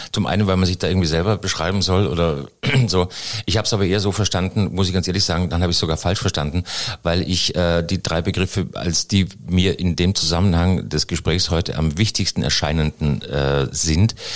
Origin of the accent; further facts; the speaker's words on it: Styria, Austria; Aus der Steiermark. Aus jo, Steiermark.